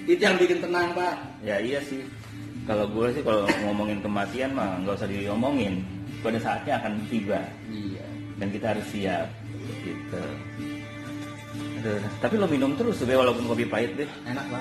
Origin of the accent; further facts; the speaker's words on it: Java, Indonesia; kita harus tetap merasa beruntung atau bersyukur gitu ya karena kita orang Jawa pak orang Jawa ya, ya. Jawa.